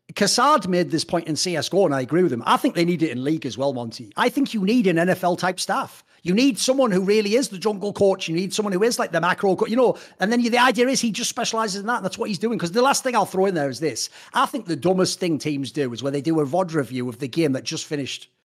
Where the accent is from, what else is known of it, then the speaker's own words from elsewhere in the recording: United Kingdom; a Brit and an outsider who isn't from America